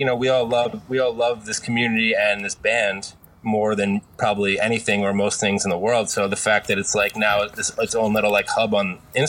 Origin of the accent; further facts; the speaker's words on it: New Jersey, United States; also born or lived in Philadelphia, Pennsylvania; I'm in South Jersey. I spent about a decade in Philly prior to coming out here, but I'm originally from Jersey too.